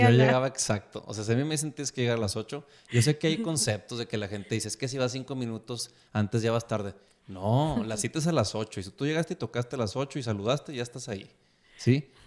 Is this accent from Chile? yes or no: no; Mexico; recuerda que soy mexicano, o sea, yo llego a la hora que me dices.